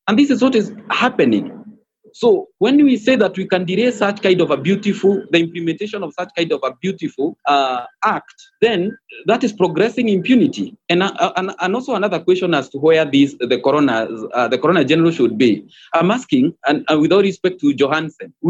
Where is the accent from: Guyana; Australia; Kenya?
Kenya; as a Kenyan